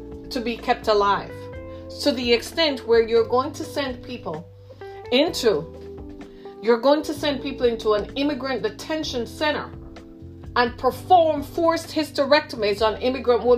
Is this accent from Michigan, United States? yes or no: yes; Michigan, United States; my home state of Michigan